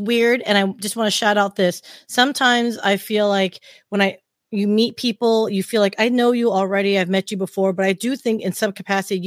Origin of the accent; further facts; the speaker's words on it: Southern California, United States; also born or lived in Dallas; I'm from SoCal